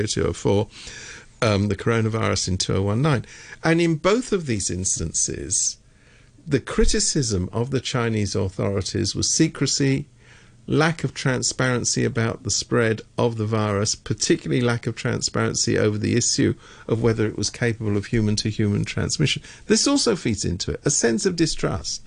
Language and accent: English; United Kingdom; I am from Britain